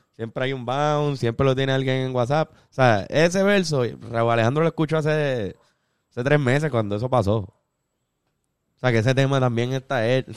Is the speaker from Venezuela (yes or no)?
no; Puerto Rico; Nosotros como puertorriqueños